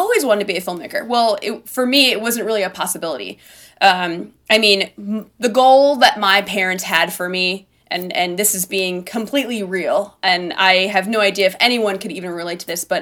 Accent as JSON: {"language": "English", "town": "Buffalo", "region": "New York", "country": "United States", "tie": "born or raised there", "moved": "yes", "lives_now": "outside New York City, United States", "said": "I grew up in Buffalo, which is the second biggest city in New York"}